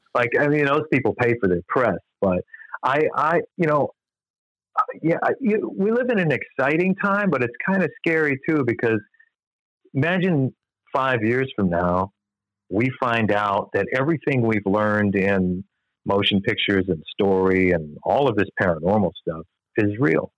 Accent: Long Island, New York, United States; moved away as an adult; also born or lived in Michigan; I grew up on Long Island

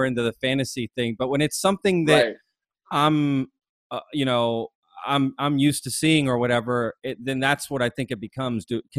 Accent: Texas, United States; I'm from Texas, so I know cowboys and stuff. I mean, I'm a city boy, but I've still been around enough.

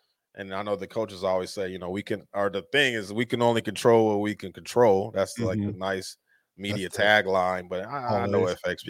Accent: Colorado, United States; I grew up in Colorado, and I played mostly in Colorado

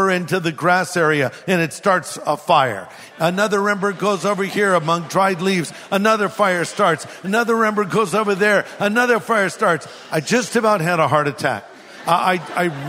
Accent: California, United States; I'm from California

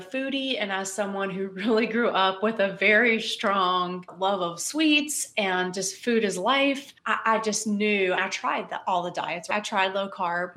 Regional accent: West Virginia, United States; moved away as an adult; also born or lived in Louisiana / Missouri / South Carolina / Germany; now in Louisville, United States; I'm from West Virginia originally. I was born and raised there.

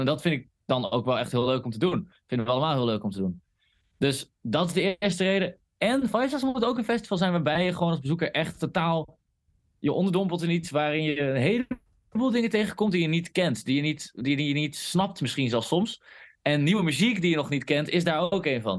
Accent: Groningen, Netherlands; wij komen uit Groningen

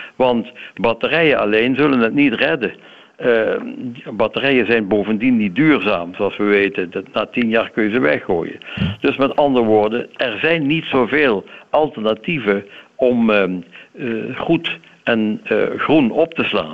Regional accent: Limburg, Netherlands; ik ben zelf een Limburger hoor, dus dat is geen Hollander.

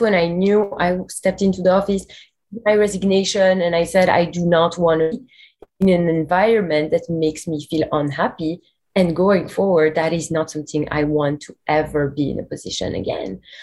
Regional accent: Belgium; moved away as an adult; also born or lived in New York; we're both from Belgium originally

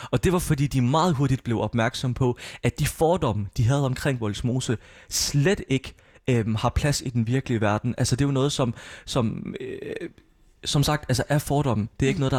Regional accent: Palestine; at jeg er fra Palæstina, jeg er palæstinenser.

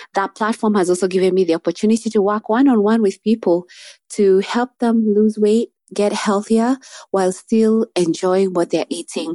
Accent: Nairobi, Kenya; I'm from Nairobi, Kenya.

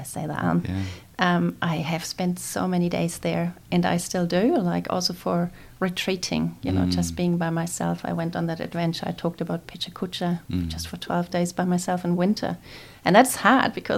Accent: Neubiberg, Bavaria, Germany; English is a second language; moved away as an adult; also born or lived in Munich, Germany; now in New Zealand; the first 2 years I was in the middle of Munich, and then my parents decided to go into a suburb that's just a few, like 10 kilometers out of Munich.

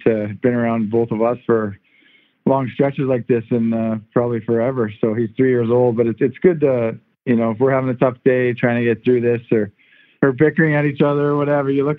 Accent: Canada; moved away as an adult; now in Los Angeles, United States; growing up in Canada and playing hockey in Canada for many years, and then getting traded here

